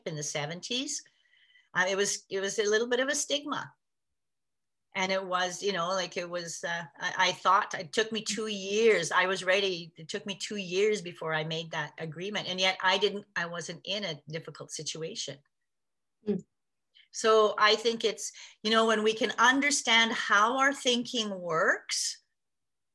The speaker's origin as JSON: {"language": "English", "country": "Canada", "tie": "born or raised there", "said": "I was born in Canada"}